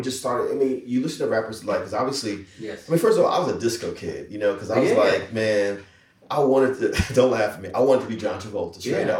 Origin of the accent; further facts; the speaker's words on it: Jersey City, New Jersey, United States; I was born and raised in Jersey City, which is literally right across the Hudson River from New York City